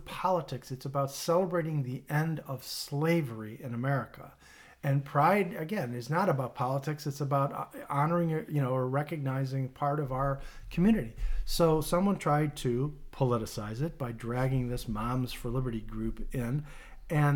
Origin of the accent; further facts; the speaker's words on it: Oak Park, Illinois, United States; our former hometown of Oak Park, which is where I grew up